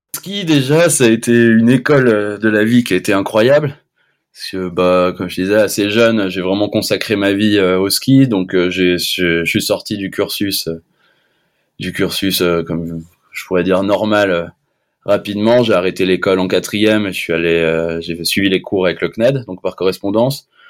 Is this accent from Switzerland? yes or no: no; La Clusaz, Auvergne-Rhône-Alpes, France; je suis de l'Aclusa, j'ai grandi à l'Aclusa